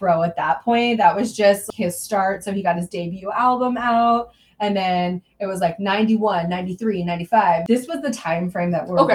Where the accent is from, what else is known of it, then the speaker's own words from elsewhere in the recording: Southern California, United States; moved away; We grew up in Southern California suburbia